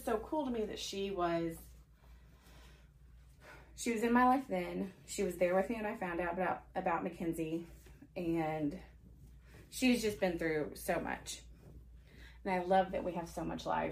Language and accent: English; Forney, Texas, United States; also born or lived in Arlington, Texas; In, like, elementary school, I moved from Forney to Arlington for a year